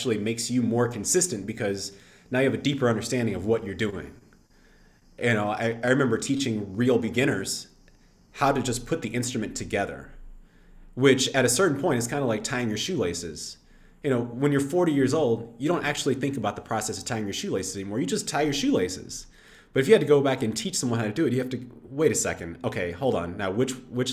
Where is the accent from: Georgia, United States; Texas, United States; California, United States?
Texas, United States; I grew up in Texas, which part of growing up in Texas means high school football